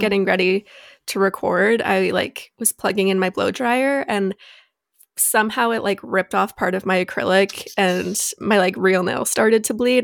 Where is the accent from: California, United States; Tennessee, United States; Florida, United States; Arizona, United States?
Arizona, United States; Phoenix; we were born and raised in Phoenix